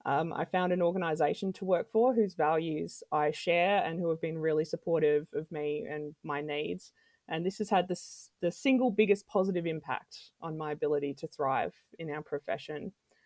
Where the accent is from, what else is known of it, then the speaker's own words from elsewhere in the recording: Adelaide, South Australia, Australia; I've lived in a few different places around Australia and around the world. I'm originally from Adelaide.